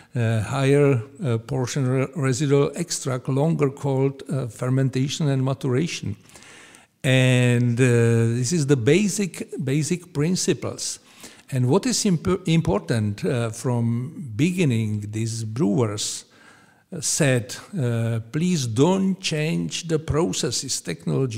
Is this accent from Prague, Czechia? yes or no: no; Pilsen, Plzeň Region, Czechia; English is a second language; I was born here in Pilsen